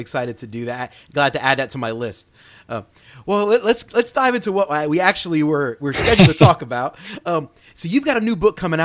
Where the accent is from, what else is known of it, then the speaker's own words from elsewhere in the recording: Philadelphia, Pennsylvania, United States; moved away; I'm from Philadelphia originally